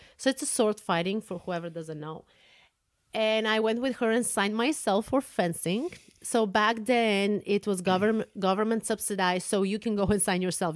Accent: Plovdiv, Plovdiv Province, Bulgaria; moved away as an adult; now in United States; I was born and raised in Bulgaria. Uh, I was born in the city Plovdiv

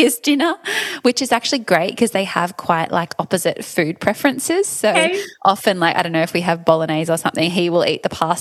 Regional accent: Fiji; moved away; I grew up in Fiji

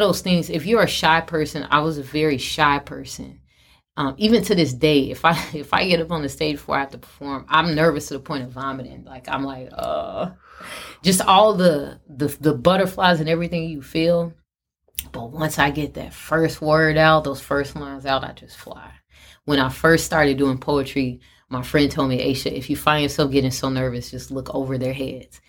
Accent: Chicago, Illinois, United States; from Chicago, from my hometown

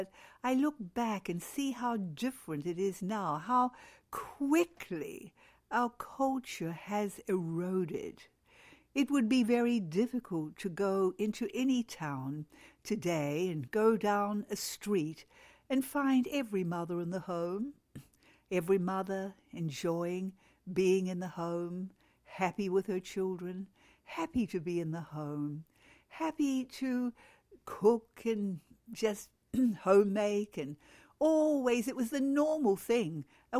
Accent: New Zealand; moved away; I can remember that when we moved to Australia from New Zealand.

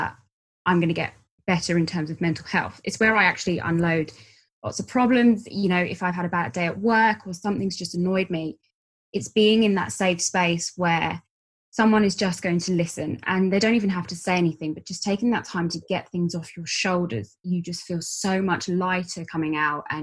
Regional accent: London, United Kingdom; I'm from London.

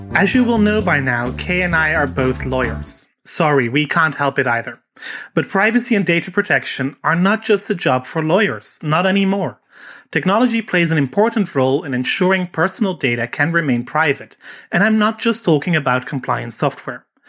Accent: Netherlands; I'm Dutch

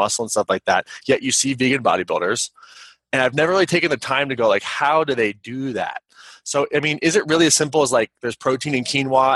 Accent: Kansas, United States; I grew up in Kansas

